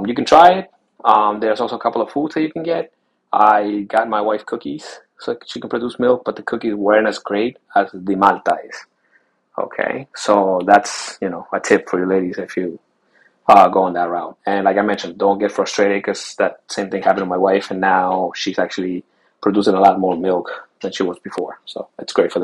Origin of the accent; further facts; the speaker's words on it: Chile; Taita is a Chilean term, because I was born in Chile, South America.